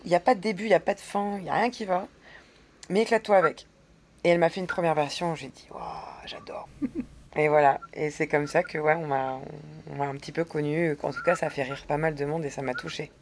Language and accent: French; the Nord, Hauts-de-France, France; moved away; je suis du Nord